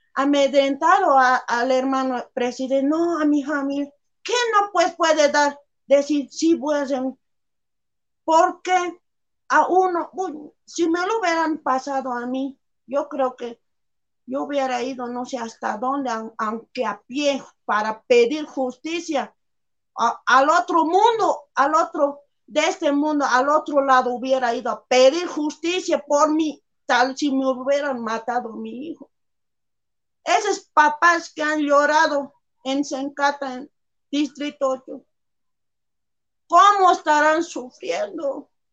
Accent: Bolivia; esta es nuestra tierra

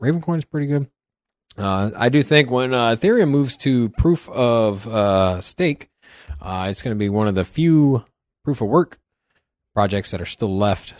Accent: Virginia, United States; now in Las Vegas, United States; I'm originally from Virginia. Before I came to Vegas

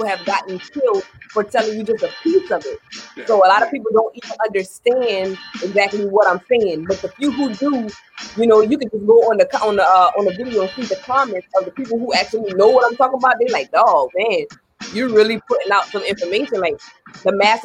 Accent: Ridgeville, South Carolina, United States; I'm from Pringletown. I'm from Ridgeville.

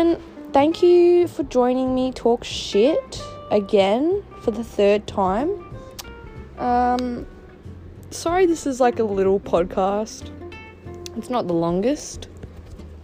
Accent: Melbourne, Victoria, Australia; I'm from Melbourne, Australia, the state that's not currently in lockdown.

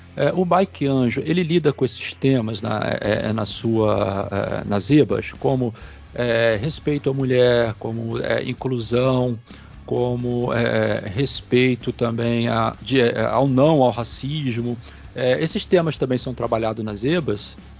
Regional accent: Campos dos Goytacazes, Rio de Janeiro, Brazil; eu sou de Campos

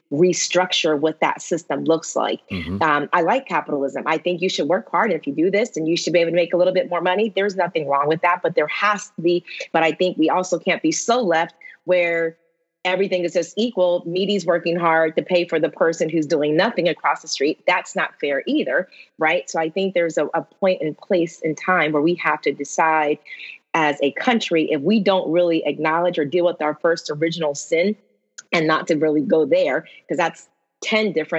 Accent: Eastern Pennsylvania, United States; moved away as an adult; now in Washington, D.C., United States; I'm from Eastern Pennsylvania, which was one of those counties, unfortunately, I'm a proud Pennsylvanian

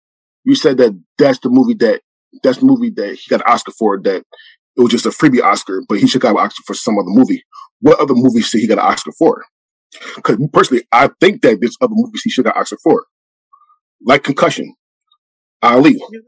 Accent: Philadelphia, Pennsylvania, United States; I'm born and raised in Philadelphia

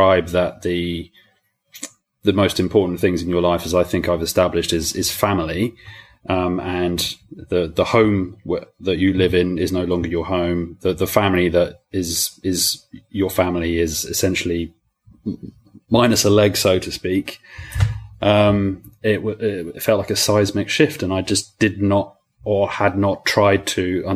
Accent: South Coast, England, United Kingdom; moved away as an adult; also born or lived in France; now in London, United Kingdom; I grew up on the South Coast, so I was down there for 20 years, living and studying in a town where people generally go to die, actually. And then I moved to London after

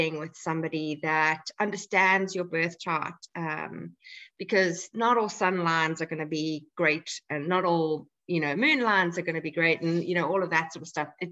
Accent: South Africa; moved away as an adult; now in Ireland; I'm living in Ireland, but I am South African of origin. So I was born in South Africa and we moved to Ireland 6 years ago.

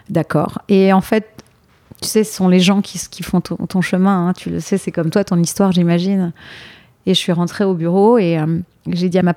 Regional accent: Rueil-Malmaison, Île-de-France, France; moved away as an adult; now in New York, United States; j'ai grandi dans l'ouest parisien, à

